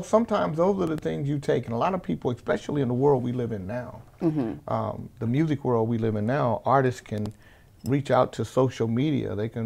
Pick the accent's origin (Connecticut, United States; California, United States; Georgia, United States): California, United States; Sacramento; also born or lived in Anchorage, Alaska; I grew up here in Sacramento